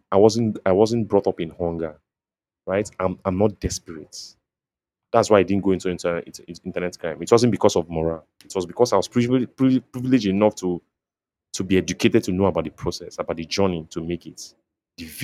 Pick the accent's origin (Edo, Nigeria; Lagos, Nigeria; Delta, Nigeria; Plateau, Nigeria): Delta, Nigeria; I grew up in Delta State